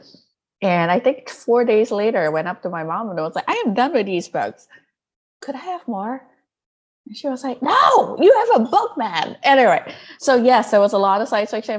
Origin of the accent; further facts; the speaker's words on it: Malaysia; English is a second language; I grew up in Malaysia, and Malaysia is a deeply multicultural place.